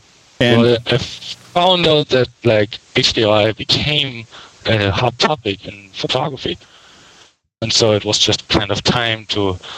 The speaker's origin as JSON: {"language": "English", "country": "Germany", "moved": "yes", "lives_now": "Hollywood, United States", "said": "Well, I came over from Germany to like 7 years ago. I'm living in Hollywood"}